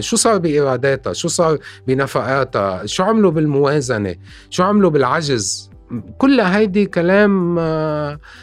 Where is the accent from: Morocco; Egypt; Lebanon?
Lebanon; نحن عندنا بلبنان